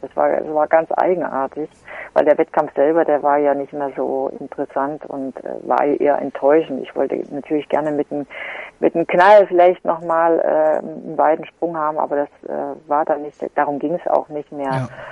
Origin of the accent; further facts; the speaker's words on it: Gera, Thuringia, Germany; die Grundschulsportfeste in meiner Heimatstadt